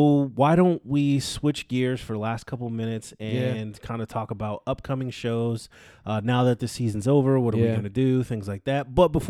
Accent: California, United States; Yes, I grew up in California, close mm-hmm. to San Francisco.

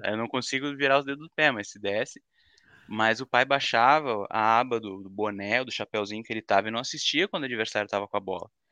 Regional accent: Guaíba, Rio Grande do Sul, Brazil; now in Porto Alegre, Brazil; Eu, eu moro em Porto Alegre, mas sou nascido e criado na, na grandíssima cidade de Guaíba

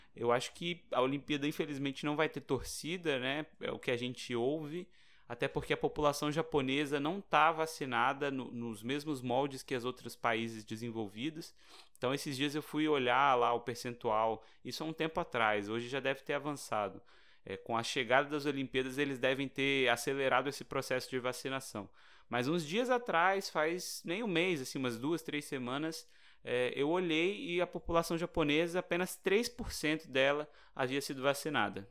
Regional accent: Brazil; a gente é brasileiro

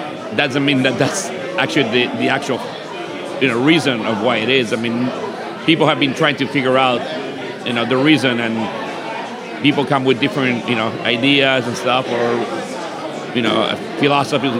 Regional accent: Uruguay; now in Hawaii, United States; I'm originally from Uruguay

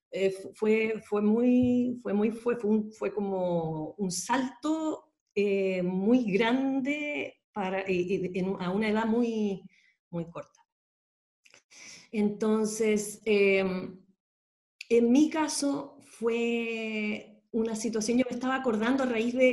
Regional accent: Sweden; born there; yo nací en Suecia, eh, mi papá es chileno

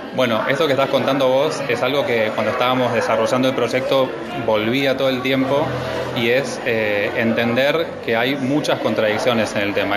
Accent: Villa Dolores, Córdoba, Argentina; yo soy de Villa Dolores, que es en Tras la Sierra

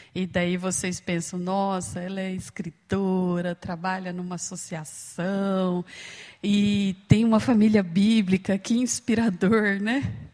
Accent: Uberlândia, Minas Gerais, Brazil; moved away as an adult; now in Campinas, Brazil; eu moro em Campinas já há alguns anos, eu fui para lá para estudar, mas eu sou de Uberlândia, Minas Gerais, lá do Triângulo Mineiro

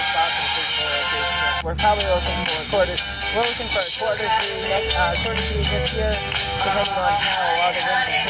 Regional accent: Maine, United States; I'm from Maine originally.

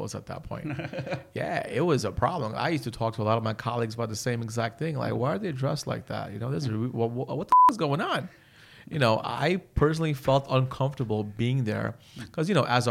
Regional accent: New Jersey, United States; I was born and raised in Jersey

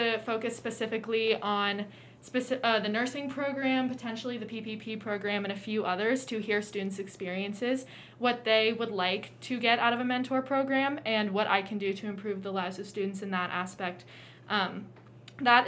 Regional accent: Cincinnati, Ohio, United States; I'm from Cincinnati

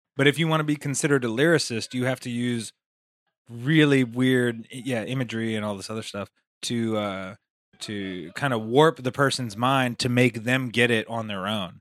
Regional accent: Las Vegas, Nevada, United States; also born or lived in Queens, New York; I'm from Las Vegas, Nevada

